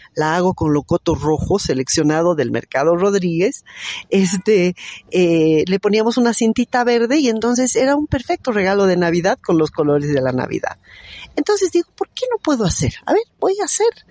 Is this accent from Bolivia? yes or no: yes; Bolivia; somos varios periodistas bolivianos